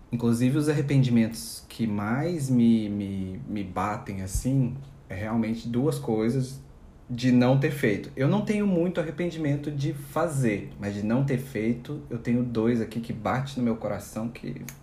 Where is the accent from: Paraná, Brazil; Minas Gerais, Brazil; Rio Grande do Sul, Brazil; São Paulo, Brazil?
Minas Gerais, Brazil; now in Santos, Brazil; porque eu vim do interior de Minas Gerais, né, para uma cidade bem maior aqui, em Santos.